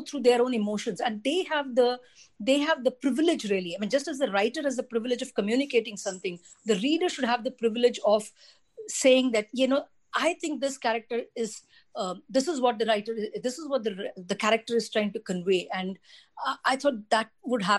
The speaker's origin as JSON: {"language": "English", "region": "Delhi", "country": "India", "tie": "born or raised there", "said": "I grew up in Delhi"}